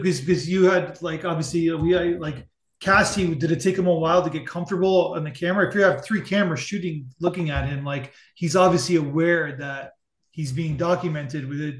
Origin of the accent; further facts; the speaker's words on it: Buffalo, New York, United States; I'm from the Buffalo area.